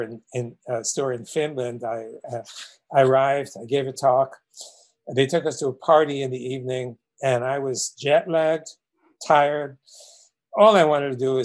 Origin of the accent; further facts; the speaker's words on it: New York City, New York, United States; growing up in Brooklyn, New York